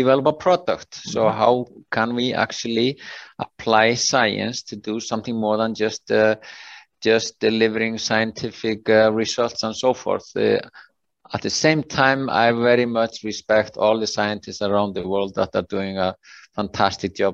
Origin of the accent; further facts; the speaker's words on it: Iceland; also born or lived in British Columbia, Canada; I'm from Iceland, born here